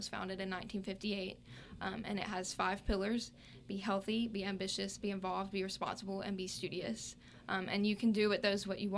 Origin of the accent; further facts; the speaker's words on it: Purvis, Mississippi, United States; I'm from Purvis, Mississippi